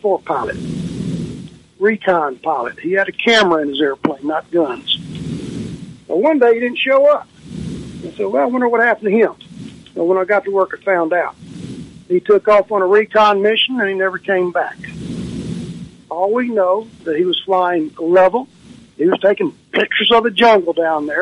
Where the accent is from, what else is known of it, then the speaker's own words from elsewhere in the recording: Raleigh-Bartlett, Tennessee, United States; the Raleigh Bartlett Star, my hometown paper